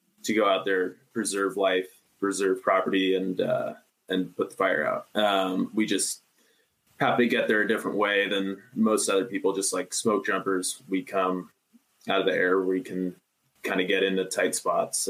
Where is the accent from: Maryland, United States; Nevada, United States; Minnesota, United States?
Nevada, United States; Reno; now in Idaho, United States; I'm from Reno too